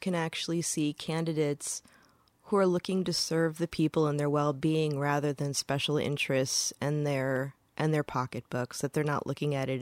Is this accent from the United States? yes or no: yes; Upper Peninsula, Michigan, United States; I come from Michigan, the Upper Peninsula, where, you know, hunter safety and deer season are a rite of passage for a lot of people